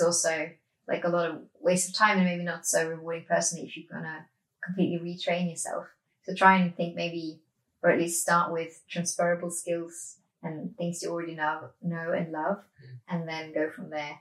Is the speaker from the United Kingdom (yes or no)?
no; Norway; Growing up in Norway